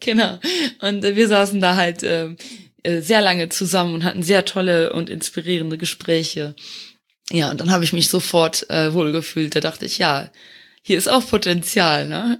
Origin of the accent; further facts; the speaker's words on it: Luxembourg; born or raised there; moved away as an adult; also born or lived in Eifel, Germany; now in Germany